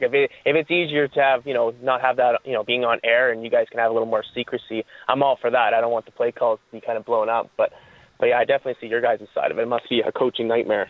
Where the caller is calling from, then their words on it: Calgary, Alberta, Canada; From Calgary, obviously.